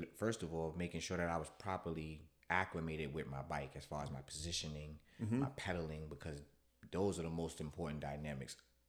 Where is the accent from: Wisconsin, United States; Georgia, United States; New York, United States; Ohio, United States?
New York, United States; I've always been that growing up in New York. I like logos.